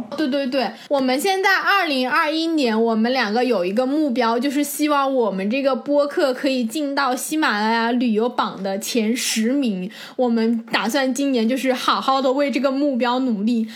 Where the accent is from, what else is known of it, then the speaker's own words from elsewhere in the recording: China; moved away; 我们中国人